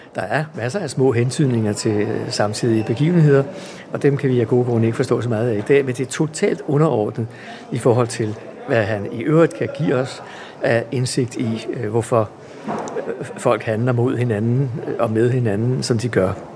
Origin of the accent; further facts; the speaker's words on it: Helsingør, Capital Region of Denmark, Denmark; jeg er vokset op i Helsingør